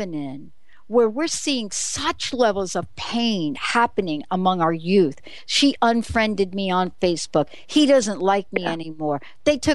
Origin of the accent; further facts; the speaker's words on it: New York City, New York, United States; this is me growing up in the Bronx. I had the Bronx written all over me.